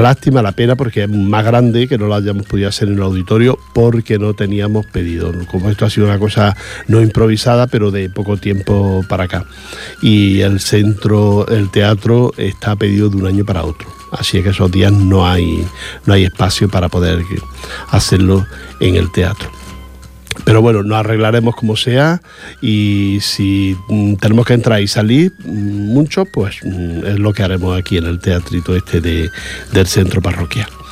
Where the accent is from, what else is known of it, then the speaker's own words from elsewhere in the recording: Granada, Andalusia, Spain; soy de Granada y la mitad de los pueblos que nombran, o más de la mitad los conozco